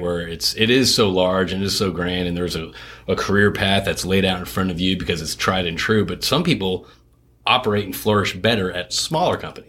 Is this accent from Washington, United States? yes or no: no; Connecticut, United States; moved away; also born or lived in France / Houston; I, grew up in Connecticut, so I wasn't raised around it